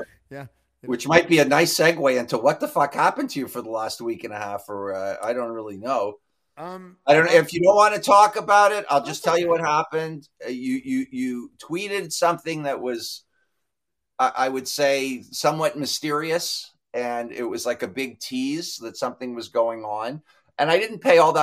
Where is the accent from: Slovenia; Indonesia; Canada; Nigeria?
Canada; Toronto, Ontario; I grew up near Maple Leaf Gardens